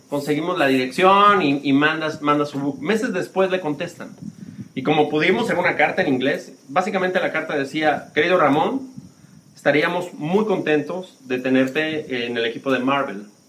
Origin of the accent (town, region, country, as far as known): Mexico City, Mexico; born or raised there; moved away as an adult; also born or lived in United States / Spain